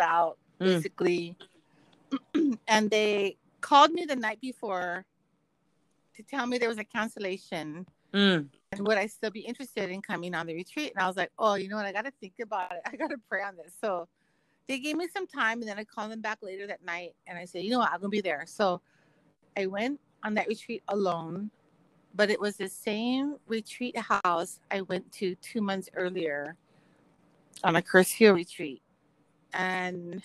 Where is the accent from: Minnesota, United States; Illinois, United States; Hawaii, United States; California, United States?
Hawaii, United States; Kailua; I was raised in Hawaii, like Kailua